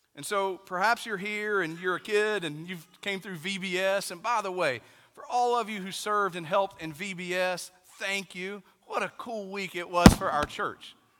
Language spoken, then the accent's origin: English; East Tennessee, United States; I'm from East Tennessee